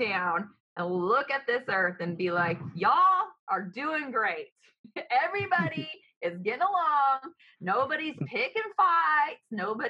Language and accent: English; the South, United States; Absolutely. I'm from the South, baby.